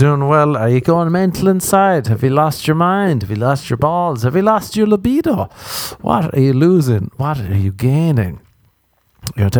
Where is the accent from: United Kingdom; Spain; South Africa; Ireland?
Ireland; I grew up in Ireland